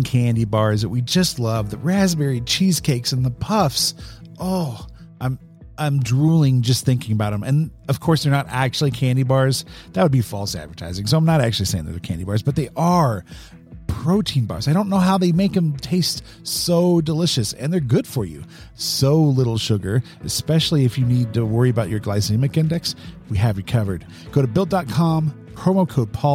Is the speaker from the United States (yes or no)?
no; Germany; moved away; I grew up in Germany